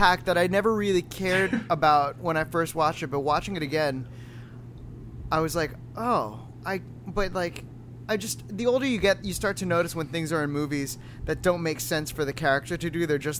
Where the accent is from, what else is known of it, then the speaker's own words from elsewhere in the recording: Daytona Beach, Florida, United States; I grew up near Daytona Beach